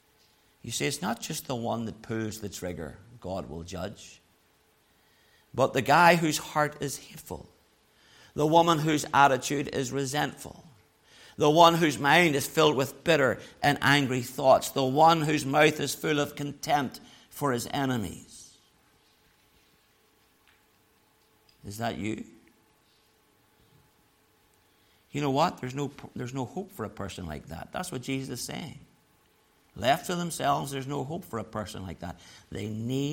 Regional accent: Belfast, Northern Ireland, United Kingdom; moved away; also born or lived in Dublin; I grew up in Loyalist North Belfast.

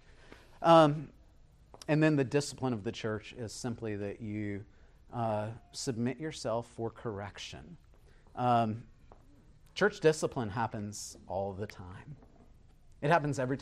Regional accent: Beaufort, South Carolina, United States; I was raised here in Buford. I grew up about 4 miles from here

